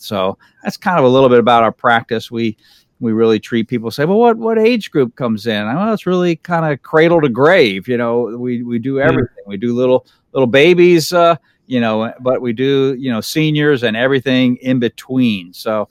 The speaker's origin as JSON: {"language": "English", "town": "Fort Myers", "region": "Florida", "country": "United States", "tie": "born or raised there", "said": "I grew up here in the Fort Myers area. I've been here, this is my 51st year in Lee County."}